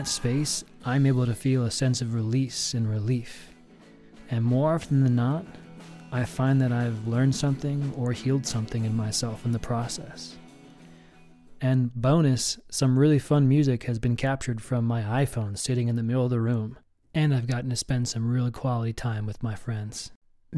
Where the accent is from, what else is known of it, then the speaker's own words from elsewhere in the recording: New York, United States; also born or lived in South Africa; now in Portland, United States; They're both from New York, just like me, and we all came out west at different times